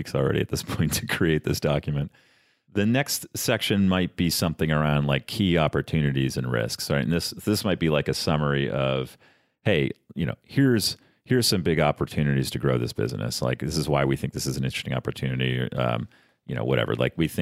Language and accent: English; Florida, United States; I grew up in Florida